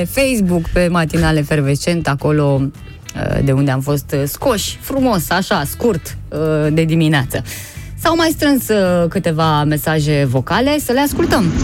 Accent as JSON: {"language": "Romanian", "town": "Arad", "region": "Arad County", "country": "Romania"}